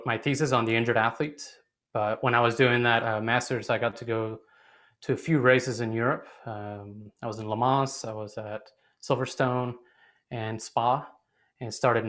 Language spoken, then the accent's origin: English; Mexico; moved away; also born or lived in Arizona; I was born and raised in Mexico